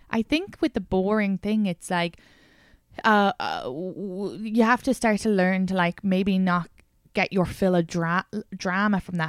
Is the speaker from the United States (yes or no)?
no; Ireland; moved away; I grew up in Ireland